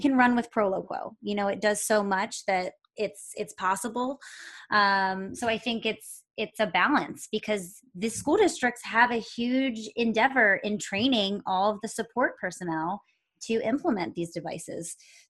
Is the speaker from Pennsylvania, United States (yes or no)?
yes; Pennsylvania, United States; now in Los Angeles, United States; You know, I'm still kind of learning about Los Angeles and the school systems out here because I came from Pennsylvania and things are completely different state to state